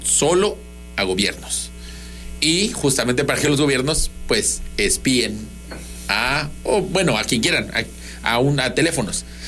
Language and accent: Spanish; southern Mexico, Mexico; los sureños